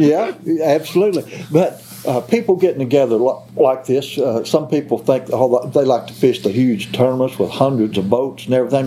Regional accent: Mississippi County, Missouri, United States; now in central Missouri, United States; I was raised in Mississippi County, Missouri

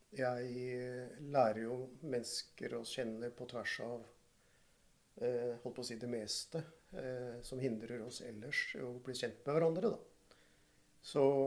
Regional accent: Oslo, Norway; Jeg er fra Groruddalen

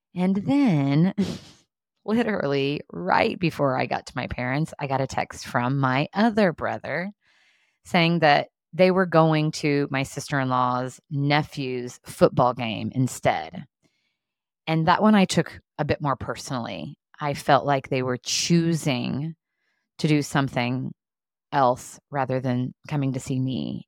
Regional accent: southern Indiana, United States; now in Indianapolis, United States; I grew up in southern Indiana, and I'm currently living in Indianapolis

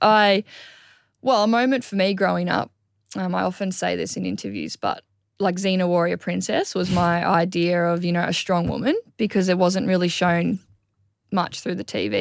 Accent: Gold Coast, Queensland, Australia; also born or lived in Victoria; Yeah, I grew up on the Gold Coast. I was born in Victoria, actually, but, um, my family moved here when I was two.

